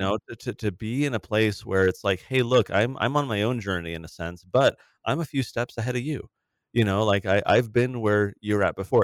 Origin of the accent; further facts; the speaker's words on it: San Diego, California, United States; I grew up in San Diego in the nineties, eighties and nineties